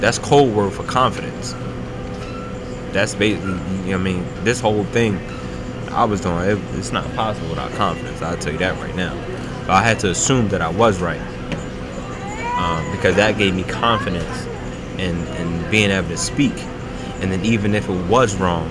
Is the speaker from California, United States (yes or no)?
no; Philadelphia, Pennsylvania, United States; I'm still from North Philly